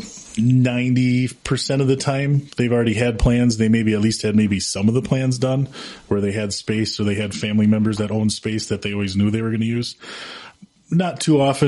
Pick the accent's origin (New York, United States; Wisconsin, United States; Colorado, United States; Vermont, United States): Wisconsin, United States; Antigo; moved away as an adult; also born or lived in Rhinelander / Ashland; now in Wausau, United States; I grew up in Antigo. That's where I was born